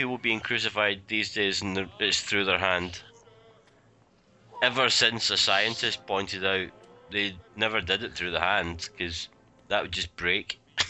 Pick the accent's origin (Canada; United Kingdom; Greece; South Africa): United Kingdom; Scotland; accent: Scottish